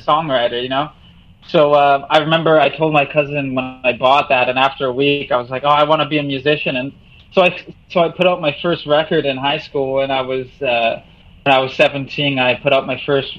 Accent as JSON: {"language": "English", "town": "Selkirk", "region": "Manitoba", "country": "Canada", "tie": "born or raised there", "moved": "yes", "lives_now": "Hamilton, Canada", "said": "I grew up. I was born in Selkirk, Manitoba, just outside of Winnipeg"}